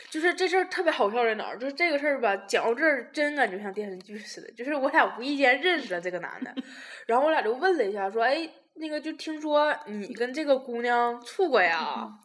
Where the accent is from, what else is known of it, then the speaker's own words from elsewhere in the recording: Tieling, Liaoning, China; 我说我是铁岭的